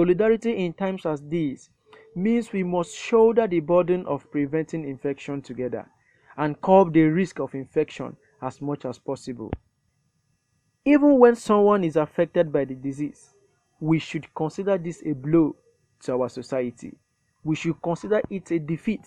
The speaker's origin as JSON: {"language": "English", "region": "Lagos", "country": "Nigeria", "said": "I am from Lagos, Nigeria."}